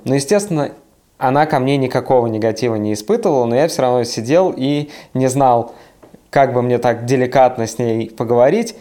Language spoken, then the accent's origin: Russian; Siberia, Russia; moved away; also born or lived in Saint Petersburg; я из Сибири, а вот потом в Петербурге жил